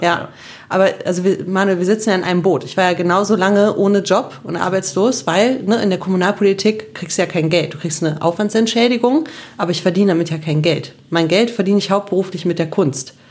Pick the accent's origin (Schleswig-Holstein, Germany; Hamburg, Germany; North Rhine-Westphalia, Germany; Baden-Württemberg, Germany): North Rhine-Westphalia, Germany; Cologne; In Köln geboren und im Kölner Dom getauft